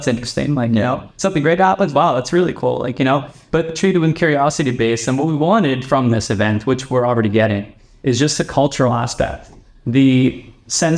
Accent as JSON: {"language": "English", "country": "Canada", "said": "I'm Canadian"}